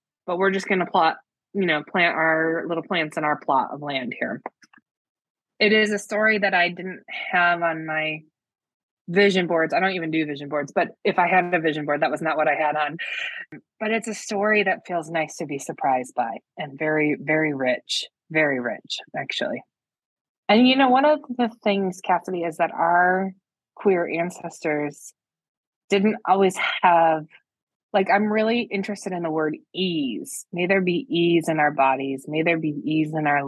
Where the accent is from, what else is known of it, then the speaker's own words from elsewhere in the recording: the Midwest, Michigan, United States; moved away as an adult; also born or lived in New York City, United States; now in State College, United States; I was raised in the Midwest